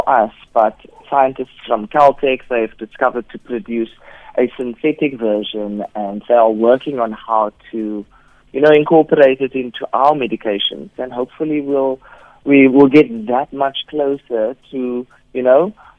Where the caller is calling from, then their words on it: Cape Town, Western Cape, South Africa; I'm calling from Cape Town.